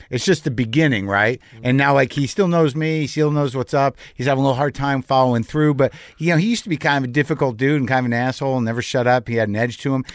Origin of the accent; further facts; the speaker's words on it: New Mexico, United States; moved away; also born or lived in New Jersey; I grew up in New Mexico